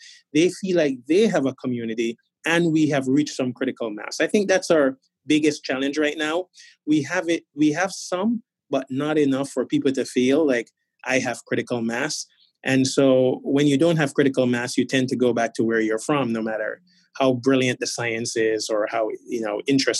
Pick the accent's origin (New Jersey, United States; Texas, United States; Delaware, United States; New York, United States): New York, United States; New York City; now in Boston, United States; having grown up in Brooklyn, New York